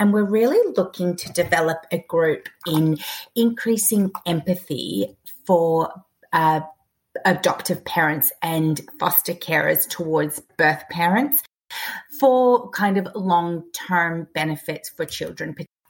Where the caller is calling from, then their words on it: Sydney, New South Wales, Australia; I am calling from Sydney, Australia.